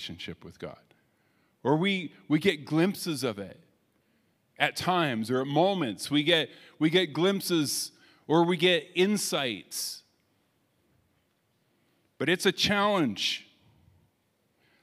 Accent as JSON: {"language": "English", "country": "Canada", "said": "we're Canadian"}